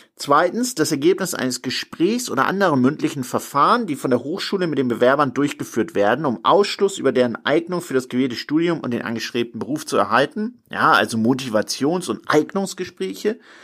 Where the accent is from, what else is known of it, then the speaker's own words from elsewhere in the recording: Hamburg, Germany; Hamburg, meine Heimatstadt